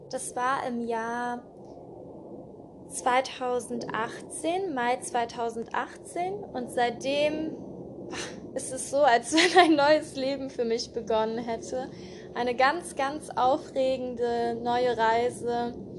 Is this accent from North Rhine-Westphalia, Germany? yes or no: yes; Cologne, North Rhine-Westphalia, Germany; Ich bin in Köln geboren und aufgewachsen